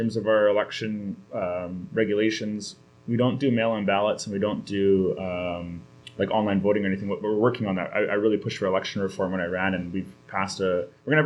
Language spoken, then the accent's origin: English; North Shore, British Columbia, Canada; now in Vancouver, Canada; I grew up on the North Shore, but live in Vancouver right now.